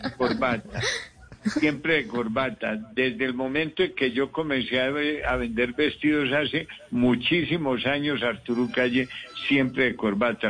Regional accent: Colombia; also born or lived in Medellín / Bogotá; soy el colombiano que más casas ha donado al minuto de Dios

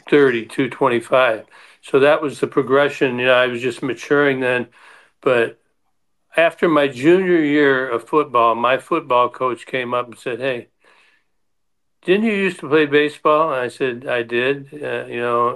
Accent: Detroit, Michigan, United States; the Tigers, because that is my hometown

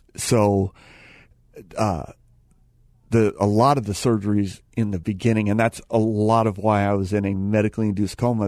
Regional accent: Phoenix, Arizona, United States; I'm from Phoenix

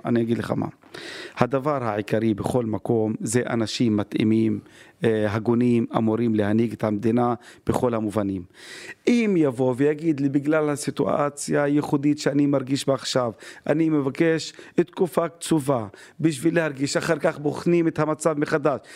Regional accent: Haifa, Haifa District, Israel; אני חיפאי בכל רמ"ח חבריי.

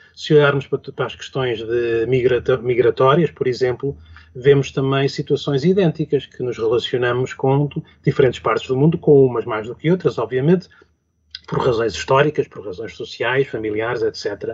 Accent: Lisbon, Portugal; um Lisboeta de gema, enfim, de gema quer dizer, eu vim para Lisboa com dois anos

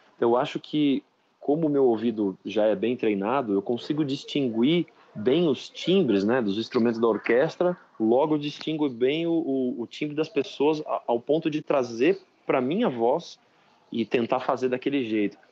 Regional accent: Bragança Paulista, São Paulo, Brazil; eu venho de uma cidade assim, Bragança Paulista

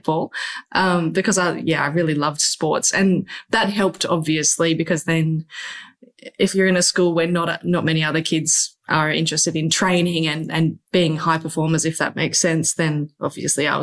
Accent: Byron Bay, New South Wales, Australia; Growing up in Byron Bay is very idyllic

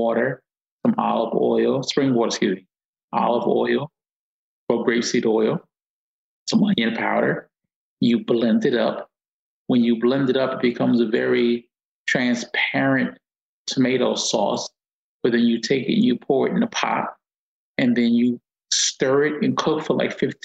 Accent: Newark, New Jersey, United States; also born or lived in Brixton, London; I had original Italian food growing up in Newark my whole life

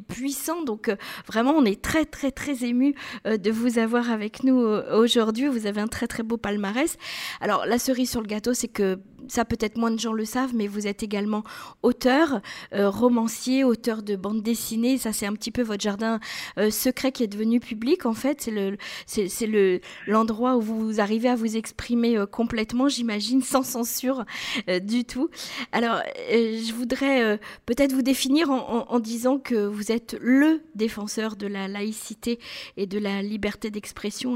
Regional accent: Israel; chez nous en Israël

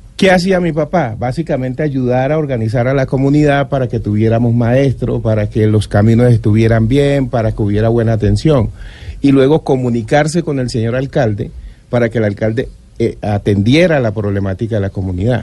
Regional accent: Riosucio, Chocó, Colombia; yo soy del Chocó, de Río Sucio

